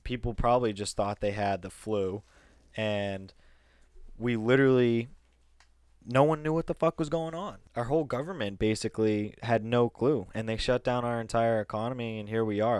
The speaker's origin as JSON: {"language": "English", "region": "Massachusetts", "country": "United States", "said": "we're from Massachusetts"}